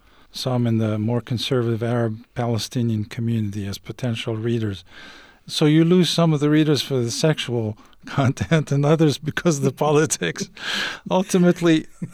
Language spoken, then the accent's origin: English; Algeria; moved away; I grew up in Algeria